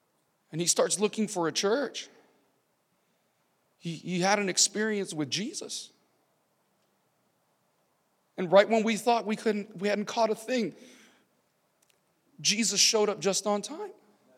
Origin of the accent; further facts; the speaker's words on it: California, United States; also born or lived in San Diego; Central California, down to the border of Mexico and California. I was born in San Diego, and it was just zigzagging throughout the state of California.